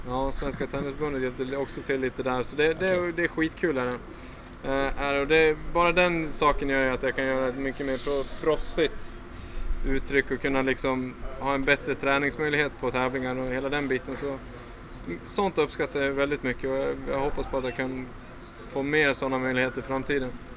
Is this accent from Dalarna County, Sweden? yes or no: yes; Falun, Dalarna County, Sweden; jag är uppvuxen på en ganska tjock filtmatta hemma i Falun